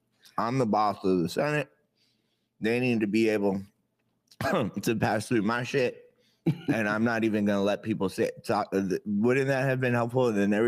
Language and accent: English; South Florida, United States; I grew up in South Florida.